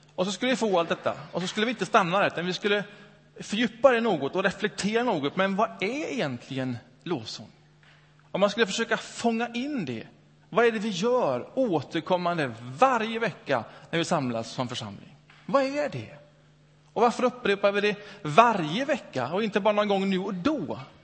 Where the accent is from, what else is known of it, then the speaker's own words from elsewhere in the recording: Öckerö, Västra Götaland, Sweden; moved away; Min tonårsperiod upp, upp, växte jag upp ute på Öckerö i Göteborgs norra skärgård. Några år där.